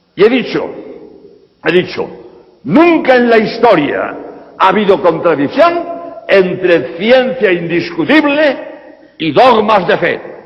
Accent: Spain; en España, de donde vengo

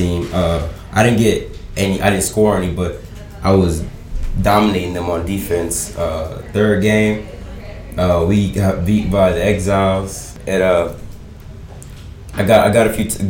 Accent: United States; my home country, USA

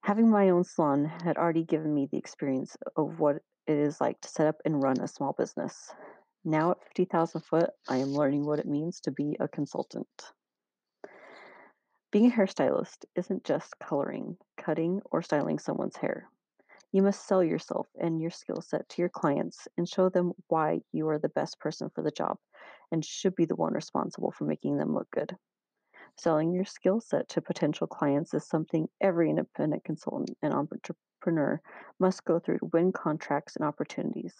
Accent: American Fork, Utah, United States; I grew up in American Fork, Utah, which is located about 32 miles south of Salt Lake City.

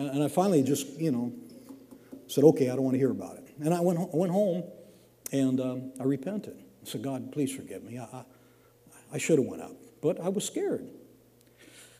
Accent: Washington, United States; moved away; I grew up in Washington. It's kind of wet up there

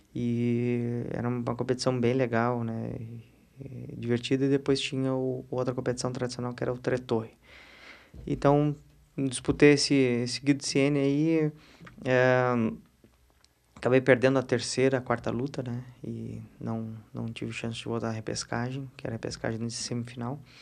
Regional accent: Porto Alegre, Rio Grande do Sul, Brazil; eu já nasci em Porto Alegre

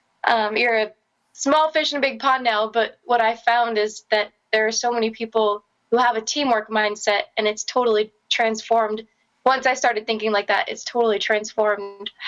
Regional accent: Florida, United States; now in Los Angeles, United States; I'm originally from Florida, and I now live in Los Angeles

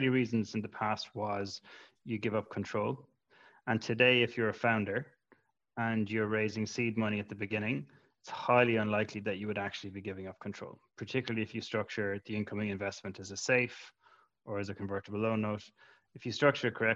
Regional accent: Ireland; as an Irish entrepreneur

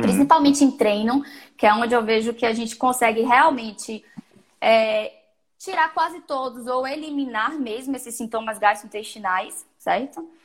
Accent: Salvador, Bahia, Brazil; eu sou de Salvador, sou nutricionista já há algum tempinho

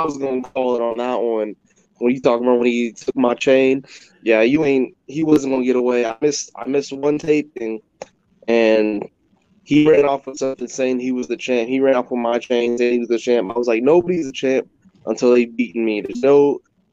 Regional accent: California, United States; moved away as an adult; also born or lived in Iowa; I'm originally from California, so I was getting ready to move to Iowa

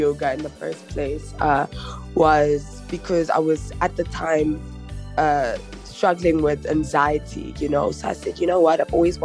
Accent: Johannesburg, Gauteng, South Africa; Born and bred in Joburg is what I know, and yeah, that's just who I am and where I'm from

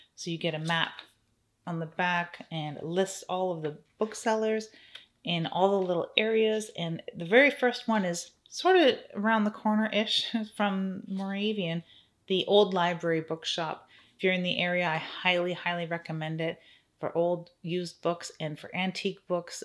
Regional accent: Canada; I'm Canadian, so I'm new to Second and Charles

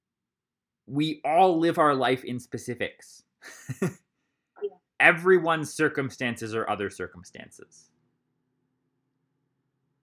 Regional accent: Columbus, Ohio, United States; I grew up in Columbus, Ohio, and it was all early morning seminary there

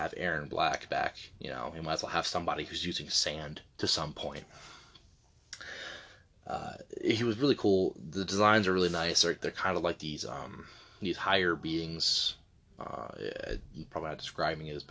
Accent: Delaware, United States; moved away; where I'm from. Not at the moment, but born and raised in Delaware

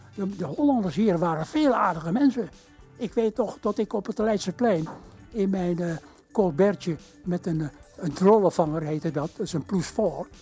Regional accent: Indonesia; now in Netherlands; in Indië werden we echt Nederlands opgevoed

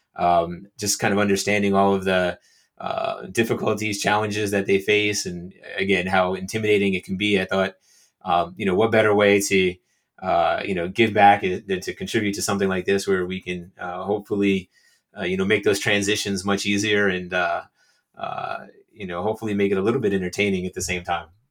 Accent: New Jersey, United States; also born or lived in Australia; I was born and raised in New Jersey, so I've lived in New Jersey

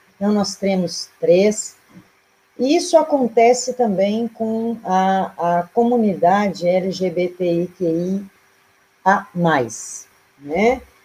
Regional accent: Canguçu, Rio Grande do Sul, Brazil; do lugarzinho onde eu nasci, que é a Cochilha dos Campos

